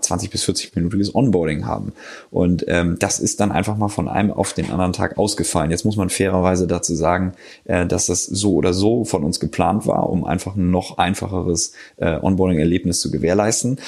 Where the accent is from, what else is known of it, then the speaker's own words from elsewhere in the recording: Hamburg, Germany; moved away as an adult; also born or lived in Passau / Cologne; now in Berlin, Germany; Ich komme ursprünglich aus Hamburg, bin jetzt aber seit ungefähr fünf Jahren in Berlin